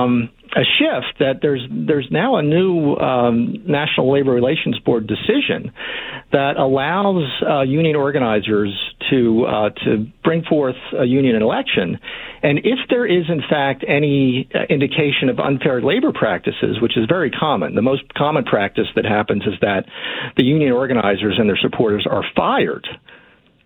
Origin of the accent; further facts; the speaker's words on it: Philadelphia, Pennsylvania, United States; my own childhood growing up in Philadelphia in the 70s